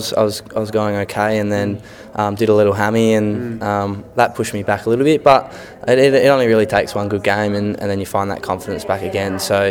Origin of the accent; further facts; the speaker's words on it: Roxby Downs, South Australia, Australia; also born or lived in Tumby Bay; Yeah, so I grew up in Roxby Downs for 10 years, and so I grew up playing Auskick there.